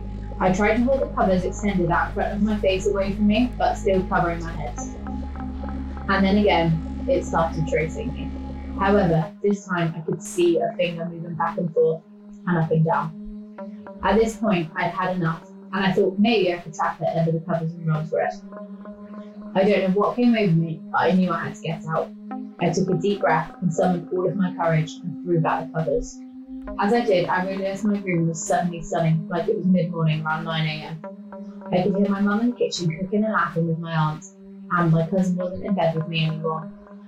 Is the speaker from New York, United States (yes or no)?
no; New Jersey, United States; I think the scariest by far was when I was a kid growing up in New Jersey.